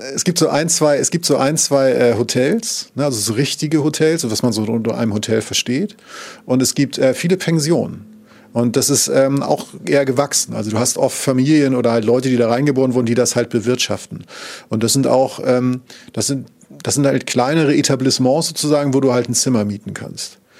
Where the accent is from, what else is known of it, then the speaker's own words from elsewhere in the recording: Northern Germany, Germany; ich komme ja aus Norddeutschland